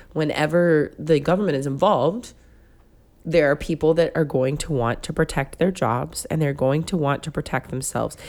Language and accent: English; Concord, California, United States; moved away; also born or lived in Pascagoula, Mississippi; where I grew up in Concord